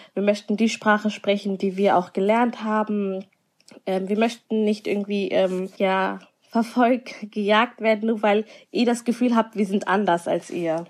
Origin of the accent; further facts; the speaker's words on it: Germany; first language Somali; bin in Deutschland geboren und aufgewachsen